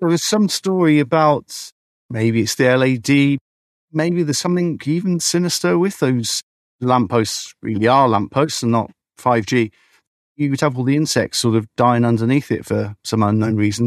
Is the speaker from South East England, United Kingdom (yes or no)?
yes; Beedon, South East England, United Kingdom; I grew up in Beedon, I'm a beekeeper